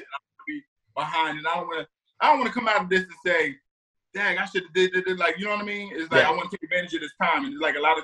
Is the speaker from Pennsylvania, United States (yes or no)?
no; New Jersey, United States; I'm from South Jersey, so an Eagles fan I was